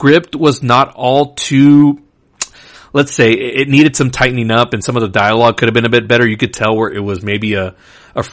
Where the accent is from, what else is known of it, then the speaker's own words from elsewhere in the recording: Laredo, Texas, United States; Laredo, my hometown